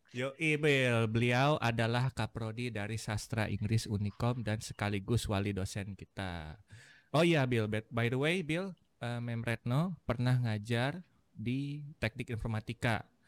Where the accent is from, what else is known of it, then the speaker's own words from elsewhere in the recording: Bandung, West Java, Indonesia; aku sendiri dari Bandung